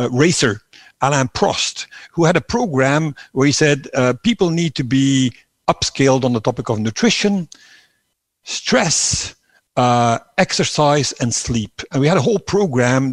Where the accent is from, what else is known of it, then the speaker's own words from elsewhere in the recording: Belgium; moved away as an adult; also born or lived in Netherlands; I was leaving my home country, Belgium, sort of mid-30s